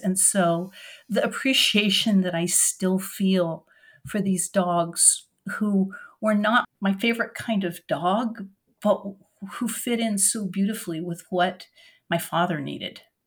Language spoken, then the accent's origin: English; Oregon, United States; also born or lived in France; now in Durham, United States; I grew up in Oregon